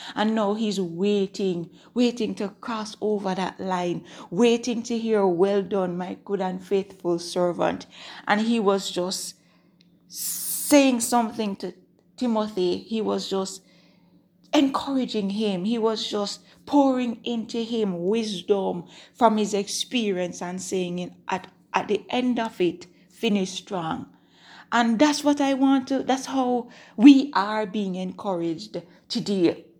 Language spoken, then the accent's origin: English; Jamaica; I'm recording from Jamaica. If, if you're, if you're a new time listener, then that's where I'm from.